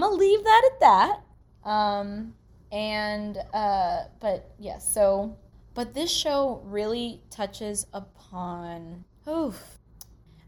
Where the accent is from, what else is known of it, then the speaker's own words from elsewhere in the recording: Anchorage, Alaska, United States; I grew up in Anchorage, Alaska.